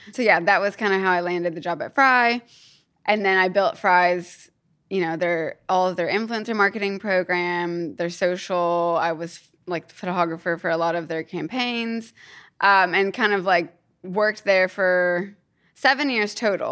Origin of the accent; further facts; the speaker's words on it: Kentucky, United States; moved away as an adult; also born or lived in New York / Australia; now in United Kingdom; I am from Kentucky, and I grew up there and went to college there